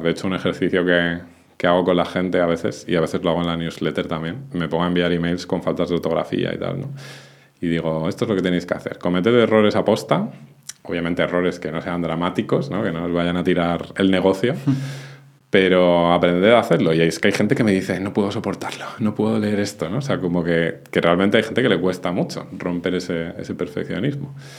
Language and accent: Spanish; Madrid, Community of Madrid, Spain; moved away as an adult; also born or lived in Benasque Valley, Pyrenees; now in Benasque, Spain; Yo soy de Madrid, pero desde hace un tiempo decidí marcharme a vivir a los Pirineos, al Valle de Benasque